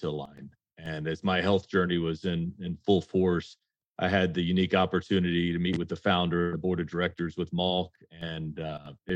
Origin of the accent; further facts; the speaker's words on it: the South, United States; I grew up in the South